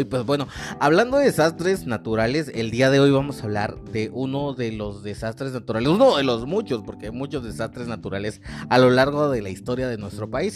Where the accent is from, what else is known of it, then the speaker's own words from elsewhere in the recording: Mexico; nosotros como mexicanos